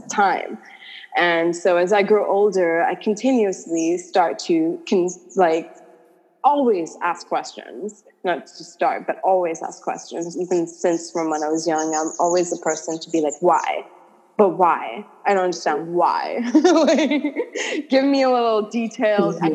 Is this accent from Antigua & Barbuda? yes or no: yes; Antigua & Barbuda; also born or lived in California; I was born and raised in Antigua